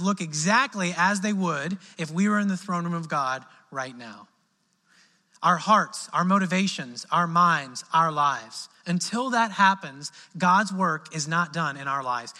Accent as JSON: {"language": "English", "region": "Midwest", "country": "United States", "moved": "yes", "lives_now": "Southern United States", "said": "in the South here, I'm from the Midwest"}